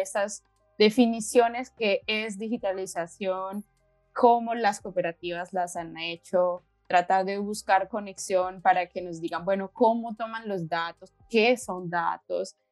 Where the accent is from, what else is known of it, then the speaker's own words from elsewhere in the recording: Colombia; moved away as an adult; now in Slovenia; soy de Colombia, llevo seis años acá, en Eslovenia.